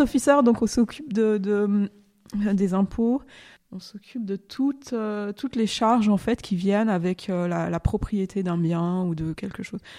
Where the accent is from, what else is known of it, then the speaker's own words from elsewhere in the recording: near Lyon, Auvergne-Rhône-Alpes, France; also born or lived in Ferney-Voltaire / Geneva; Je suis née en France, euh, à côté de Lyon, au Yona, un petit village.